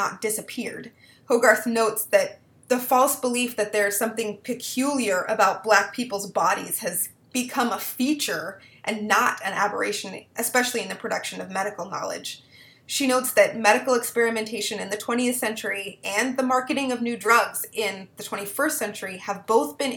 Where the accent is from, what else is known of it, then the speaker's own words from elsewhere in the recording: Twin Cities area of Minnesota, United States; I was raised in the Twin Cities area of Minnesota